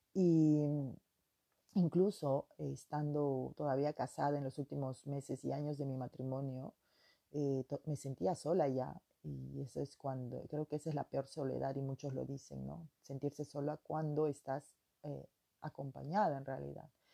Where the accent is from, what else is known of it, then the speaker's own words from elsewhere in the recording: Peruvian Amazon, Peru; moved away as an adult; now in France; yo vengo de la Amazonía del Perú